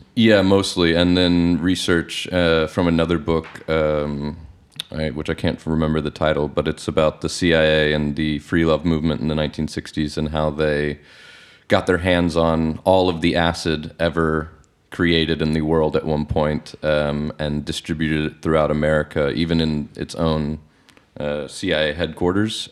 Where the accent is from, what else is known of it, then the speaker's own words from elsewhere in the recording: Alabama, United States; moved away as an adult; now in Netherlands; I'm from Alabama